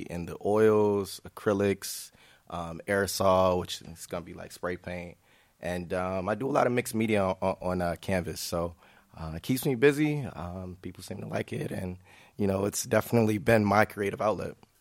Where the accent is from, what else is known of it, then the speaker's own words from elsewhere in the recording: Grand Rapids, Michigan, United States; moved away as an adult; now in Chicago, United States; I'm from Grand Rapids, Michigan, but, uh, you know, Chicago is the adopted son. Um, I've been here about, about six and a half, seven years.